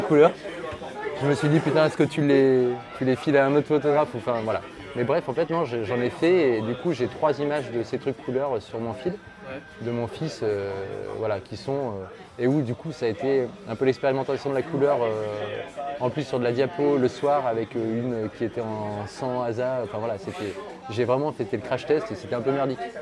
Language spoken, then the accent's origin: French; Lyon, Auvergne-Rhône-Alpes, France; je viens d'à côté de Lyon, du coup, je suis originaire de Lyon, je suis resté 27 ans sur Lyon